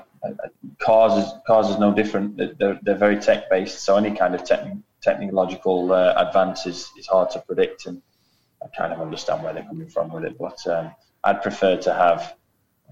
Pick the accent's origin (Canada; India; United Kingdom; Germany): United Kingdom; I say this as a Brit